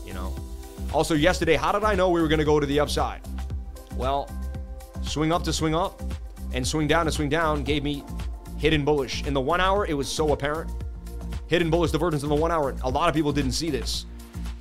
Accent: Boston, Massachusetts, United States; from the Bean

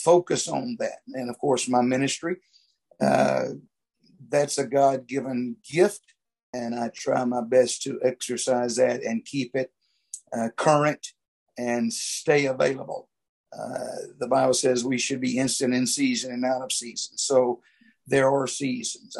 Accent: Louisiana, United States; I grew up here in Louisiana

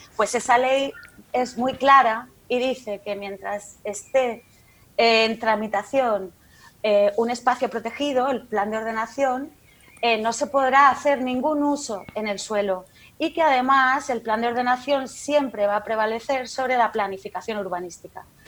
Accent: Region of Murcia, Spain; como murciana

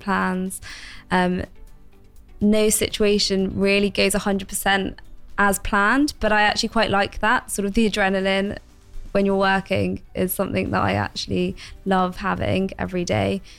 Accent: London, United Kingdom; moved away as an adult; also born or lived in Bristol; I've recently moved back home to London

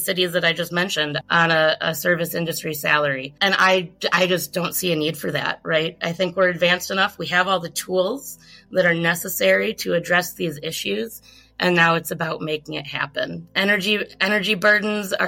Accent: Milwaukee, Wisconsin, United States; my hometown of Milwaukee

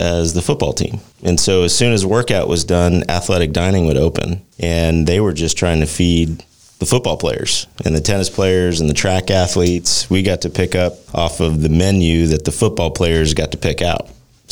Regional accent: Las Cruces, New Mexico, United States; moved away as an adult; also born or lived in Lubbock, Texas; now in Fort Worth, United States; I grew up in Las Cruces, New Mexico

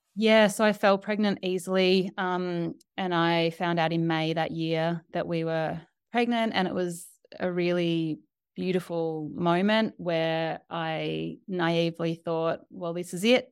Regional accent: Australia; moved away as an adult; also born or lived in New York; I'm Australian

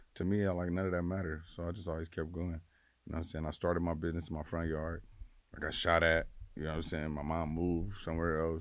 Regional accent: Los Angeles, California, United States; I just from South Central, grew up

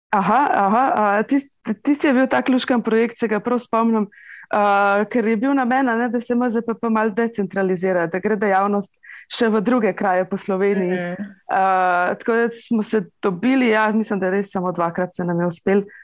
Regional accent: Litija, Central Sava, Slovenia; prihajam iz Litije

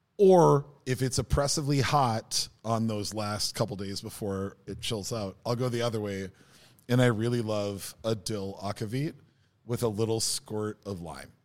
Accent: Minnesota, United States; as a Minnesotan

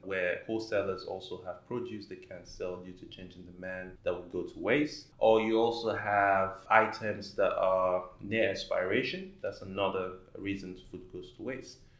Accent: Nigeria; moved away as an adult; now in Dubai, United Arab Emirates; I'm originally from Nigeria

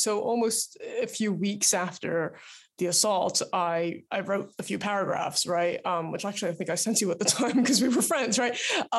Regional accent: New York, United States; So I grew up outside of New York, and Los Angeles is where my parents now live

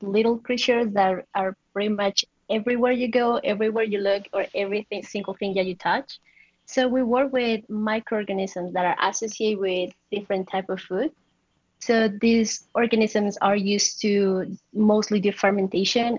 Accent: Quindío, Colombia; moved away as an adult; I'm from Colombia, and I'm from a really small town in the middle of the country, which is known as the coffee region

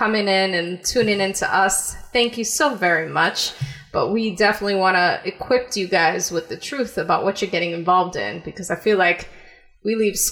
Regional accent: New York tri-state area, United States; we're from the concrete jungle

